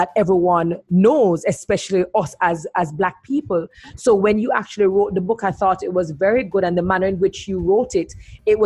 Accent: Portmore, Saint Catherine, Jamaica; from my city, Portmore, Sun City

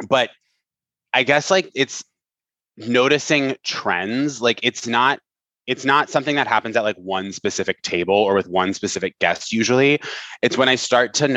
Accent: Vermont, United States; I did a lot of theater in high school in Vermont, in rural Vermont

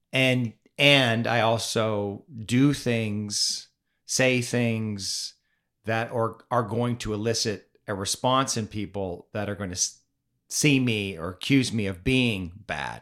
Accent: Canada; now in United States; I grew up in Canada.

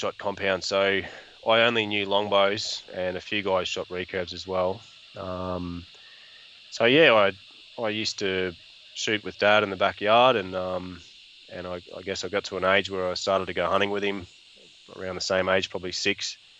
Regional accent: Tully, Queensland, Australia; I grew up in the Mission Beach area, or Tully and Mission Beach, which is between Cairns and Townsville in far north Queensland.

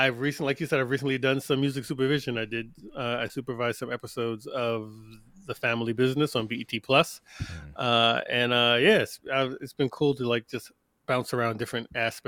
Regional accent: New York, United States; also born or lived in Atlanta; now in Greenville, United States; I'm originally from New York, lived in Atlanta for the last 15 years, and now I'm in Greenville, South Carolina.

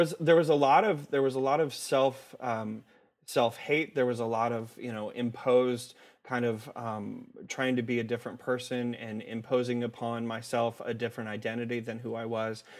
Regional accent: Omaha, Nebraska, United States; I was, uh, born and raised in Omaha, Nebraska

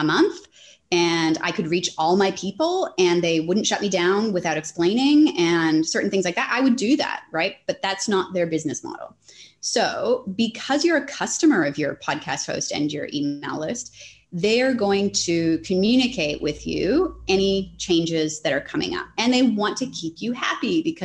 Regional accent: Canada; now in Australia; I'm Canadian, but I'm in Australia

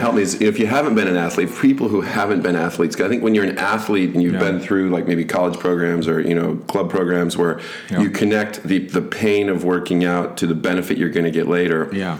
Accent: Grand Haven, Michigan, United States; where we grew up in Grand Haven

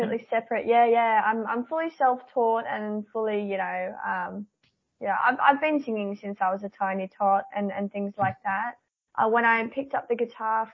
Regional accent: Newcastle, New South Wales, Australia; I've been born and bred in Newcastle, and I've travelled a lot with music, but other than that, I haven't really left the Newcastle area for my entire life

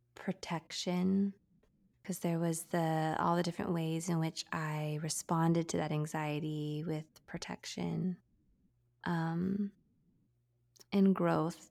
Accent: San Diego, California, United States; I'm born and raised in San Diego, California, and we live here now

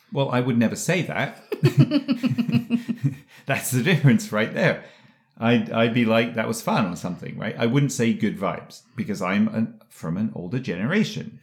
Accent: England, United Kingdom; moved away; when I was a kid growing up in England

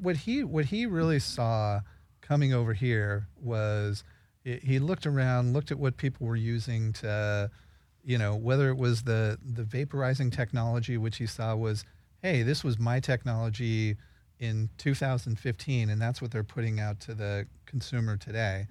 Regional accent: Redondo Beach, California, United States; Redondo Beach, California

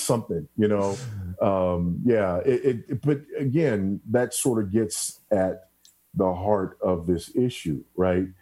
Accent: Los Angeles, California, United States; also born or lived in Houston, Texas; now in Zambia; I'm just a kid from South Central LA, you know. I was born and raised in South Central for the most part

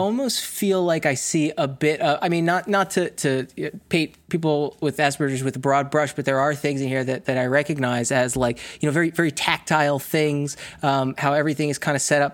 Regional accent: New Jersey, United States; I'm from, like, northeast United States, I'm from South Jersey, um, it, a suburb right outside of Philadelphia.

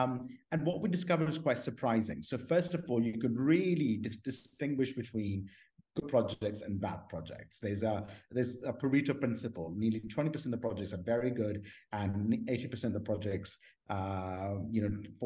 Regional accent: Pakistan; moved away; also born or lived in Washington, D.C., United States / Oxford, United Kingdom; I grew up in Pakistan, in an Islamic family background

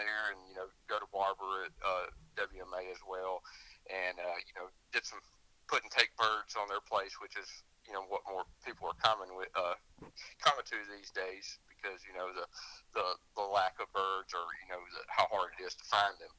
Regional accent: Hanover, Alabama, United States; I grew up in Coosa County, about dead center of the state, in Hanover, Alabama, which is the center of the county

